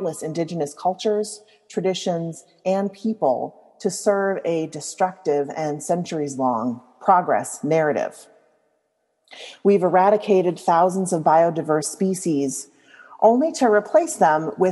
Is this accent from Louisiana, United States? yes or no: yes; Louisiana, United States; I grew up in Louisiana